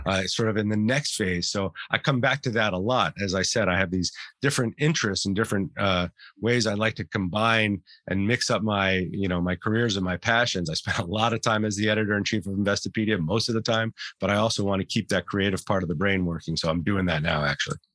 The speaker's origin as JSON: {"language": "English", "town": "Santa Fe", "region": "New Mexico", "country": "United States", "tie": "born or raised there", "said": "We grew up in New Mexico, in Santa Fe, New Mexico"}